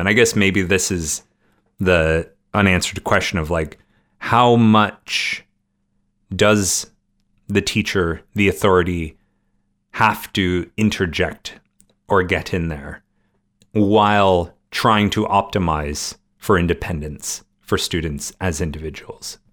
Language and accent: English; Canada; growing up in Canada